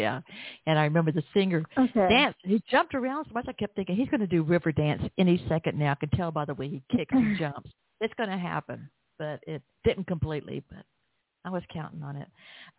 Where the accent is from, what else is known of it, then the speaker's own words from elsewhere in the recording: the South, United States; accent: Southern; Even if you didn't understand my Southern accent